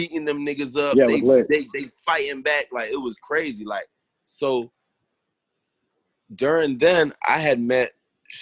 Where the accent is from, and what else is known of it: Broward, Florida, United States; born or raised there; also born or lived in New York